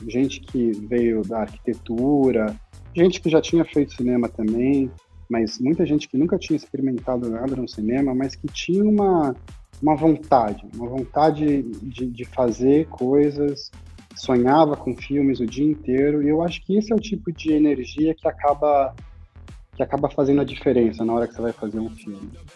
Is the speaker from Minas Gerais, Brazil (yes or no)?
no; São Paulo, Brazil; nasci e fui criado em São Paulo a vida inteira